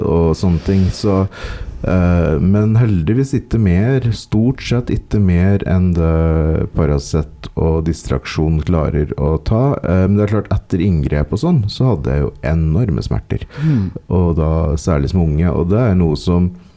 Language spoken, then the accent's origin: Norwegian; Ringsaker, Innlandet, Norway; Ringsaker kommune, som er der jeg vokste opp